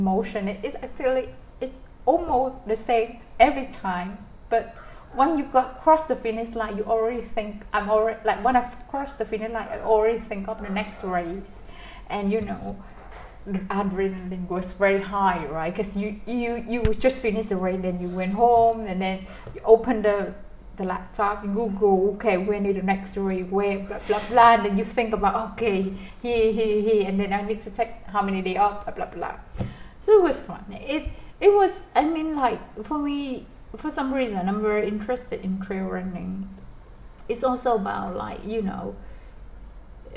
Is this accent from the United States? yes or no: no; Vietnam